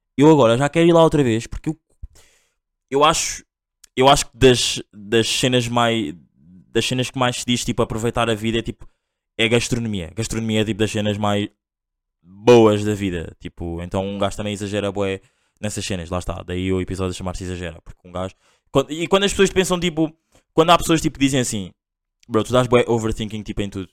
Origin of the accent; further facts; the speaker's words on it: Angola; eu sou angolano